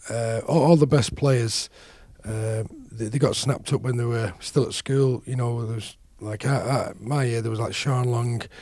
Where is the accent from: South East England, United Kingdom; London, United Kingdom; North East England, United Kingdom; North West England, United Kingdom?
North West England, United Kingdom; Salford; my hometown club and um, and represent Salford